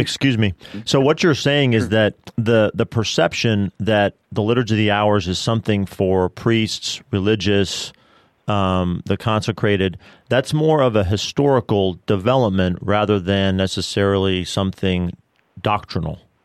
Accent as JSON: {"language": "English", "town": "Denver", "region": "Colorado", "country": "United States", "tie": "born or raised there", "moved": "yes", "lives_now": "Bryan-College Station, United States", "said": "St. John Vianney Theological Seminary in Denver, Colorado, mm. my hometown"}